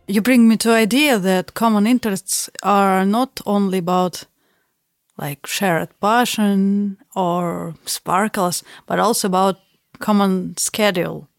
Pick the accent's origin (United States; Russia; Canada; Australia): Russia; Saint Petersburg; English is a second language; moved away; I'm from Saint Petersburg